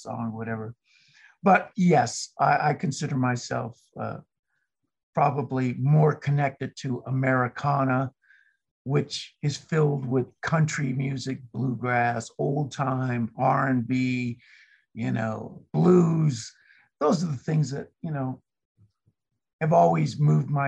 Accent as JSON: {"language": "English", "town": "Los Angeles", "region": "California", "country": "United States", "tie": "born or raised there", "moved": "yes", "said": "Originally, I was born in Los Angeles, California"}